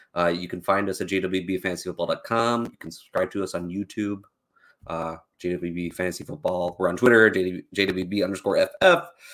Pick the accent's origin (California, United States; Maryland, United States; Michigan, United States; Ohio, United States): Ohio, United States; Northeast; I am from Ohio